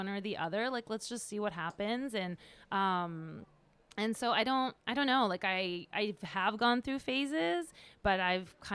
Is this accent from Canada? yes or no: no; France; my parents are originally from India, but I wasn't born there. I was born in France.